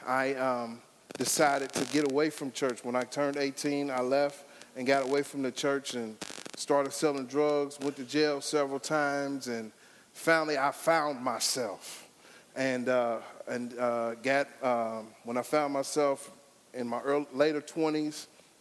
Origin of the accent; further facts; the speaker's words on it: Nicholasville, Kentucky, United States; also born or lived in Cincinnati, Ohio; originally from born in Cincinnati, but I was raised in Nicholasville, Kentucky